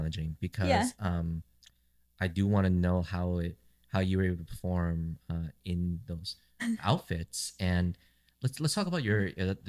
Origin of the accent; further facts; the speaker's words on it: Santa Ana, California, United States; I grew up in Santa Ana here in California, surrounded by Latin music. So it's always going to be very familiar.